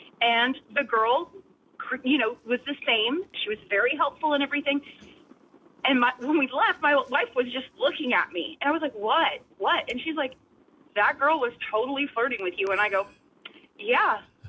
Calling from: Goose Creek, South Carolina, United States; Goose Creek.

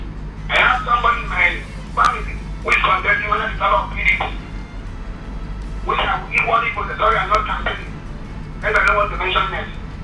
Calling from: Nigeria; I'm calling from Akwa.

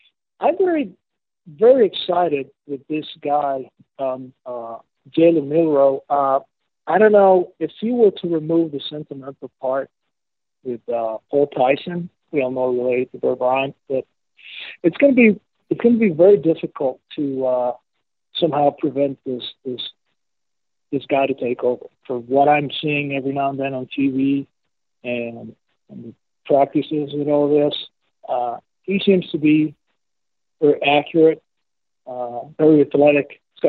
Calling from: Medellin, Antioquia, Colombia; I'm calling from Medellin, Colombia, but Colombia, South America.

